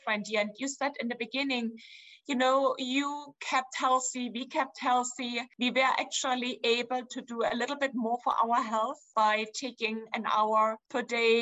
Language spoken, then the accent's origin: English; Dresden, Saxony, Germany; English is a second language; moved away as an adult; now in United States; I'm from Dresden, from the Elbe River in Germany.